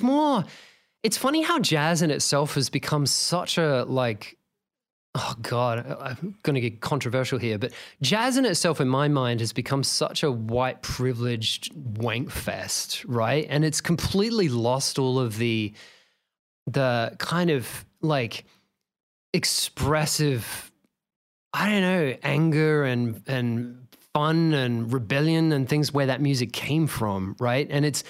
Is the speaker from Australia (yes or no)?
yes; Australia; So we were both talking about growing up in Australia